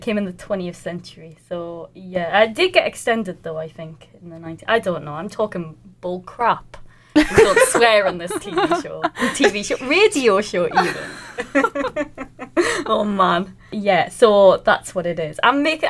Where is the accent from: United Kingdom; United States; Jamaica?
United Kingdom; Newcastle upon Tyne, North East England; So I did my master's in Newcastle. I'm from Newcastle.